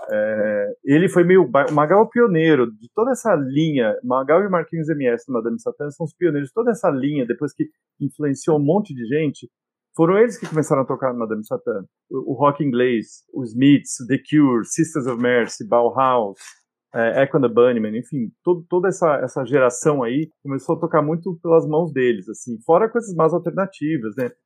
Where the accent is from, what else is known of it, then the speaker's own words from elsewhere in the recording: Brazil; also born or lived in England; Eu nasci na Inglaterra e com dois anos a família se mudou para o Brasil.